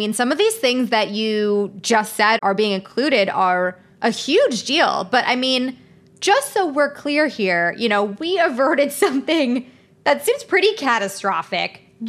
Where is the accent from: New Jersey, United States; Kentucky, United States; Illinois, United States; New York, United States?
Illinois, United States; Chicago; I'm from Chicago